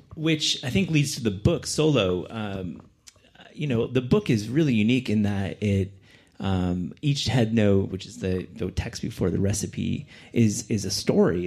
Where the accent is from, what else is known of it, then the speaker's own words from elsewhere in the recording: Kalamazoo, Michigan, United States; I'm from Kalamazoo